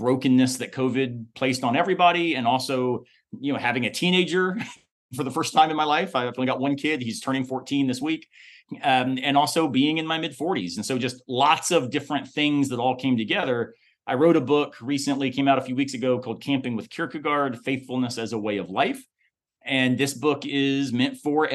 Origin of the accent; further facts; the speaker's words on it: the South, United States; I'm from the South